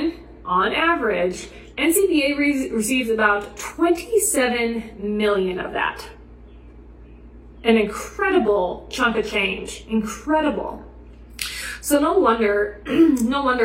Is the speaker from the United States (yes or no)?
yes; Nebraska, United States; In my home state of Nebraska